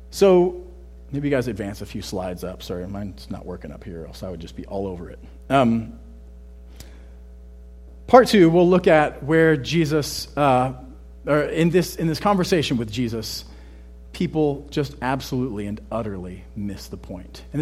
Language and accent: English; Texas, United States; I'm Texan, right? I say I'm from Texas.